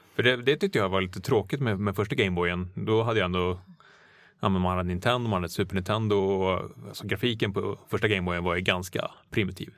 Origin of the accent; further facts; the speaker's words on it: Stockholm, Stockholm County, Sweden; Jag är från Stockholm